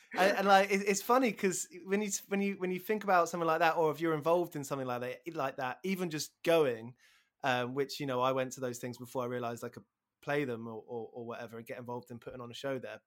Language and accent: English; Aylesbury, South East England, United Kingdom; moved away; also born or lived in Burko; growing up around Aylesbury before moving to Burko